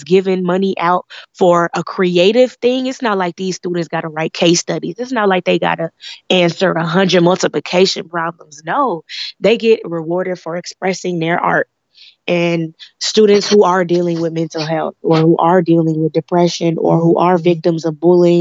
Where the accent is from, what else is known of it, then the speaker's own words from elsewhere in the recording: Chicago, Illinois, United States; I was born here in Chicago, the Beverly Morgan Park area